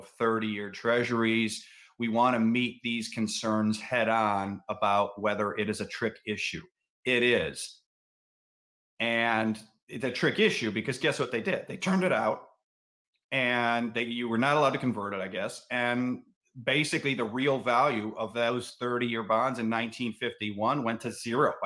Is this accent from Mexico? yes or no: no; Cleveland, Ohio, United States; I'm from Cleveland